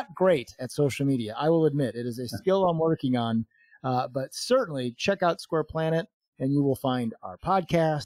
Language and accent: English; Chicago, Illinois, United States; moved away as an adult; now in Phoenix, United States; Chicago, which was my hometown and the area where I lived most of my adult life before we moved here to Phoenix